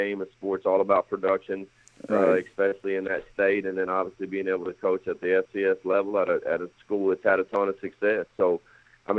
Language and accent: English; San Angelo, Texas, United States; moved away as an adult; now in Syracuse, United States; I went to Angelo State University there in my hometown of Angelo, Texas.